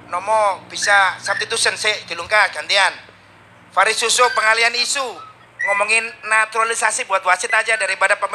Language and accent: Indonesian; Surabaya, East Java, Indonesia; ini yang di Sukabumi, aku asli Surabaya